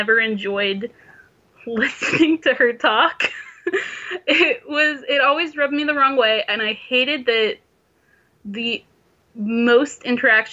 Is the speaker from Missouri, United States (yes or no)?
yes; St. Louis, Missouri, United States; I'm from St. Louis.